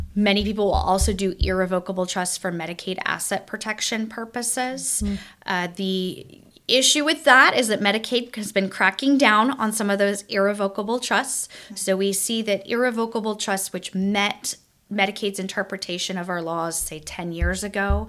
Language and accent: English; Kansas City, United States; moved away as an adult; also born or lived in Omaha, Nebraska; now in Springfield, United States; I I grew up in Kansas City. My parents are still in Kansas City